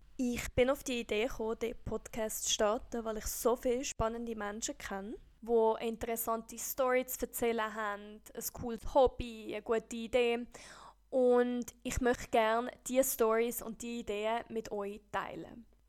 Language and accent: German; Costa Rica; moved away as an adult; also born or lived in San José, Costa Rica; now in Switzerland; ich bin Schweizerin. Aber ich bin in Costa Rica aufgewachsen. Meine Eltern sind nämlich mit mir ausgewandert, als ich vier war